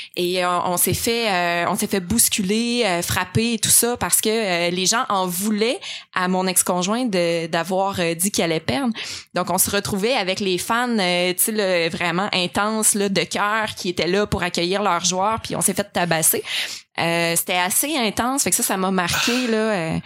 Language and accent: French; Abitibi, Quebec, Canada; je viens de la BTB